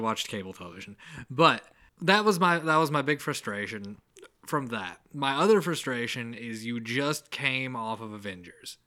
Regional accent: the South, United States; accent: mild accent; we're from the South

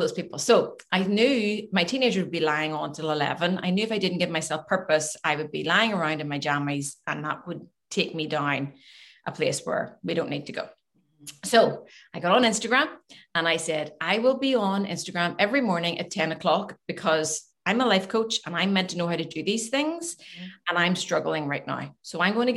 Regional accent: Glengormley, Northern Ireland, United Kingdom; also born or lived in Manhattan Beach, California; Glengormley, I'm from Glengormley originally, went to Glengormley High

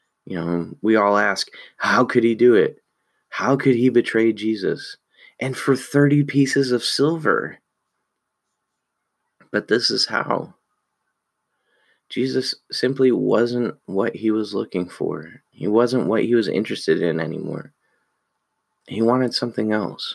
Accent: United States; we're American.

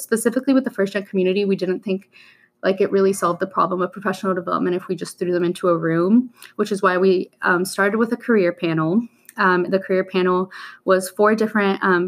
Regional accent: Miami, Florida, United States; also born or lived in Colombia; My hometown, I was born in Columbia, and I lived there till I was 8, but other than that, my other hometown is Miami, Florida

